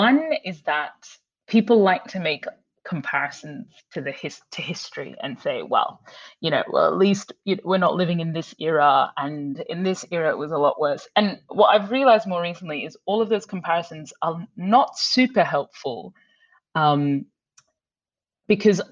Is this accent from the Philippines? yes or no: no; Brisbane, Queensland, Australia; moved away; when I was growing up in Brisbane